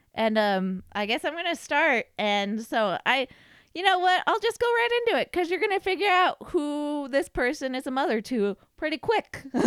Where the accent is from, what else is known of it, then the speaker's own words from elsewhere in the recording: Nevada, United States; Like, we're from Nevada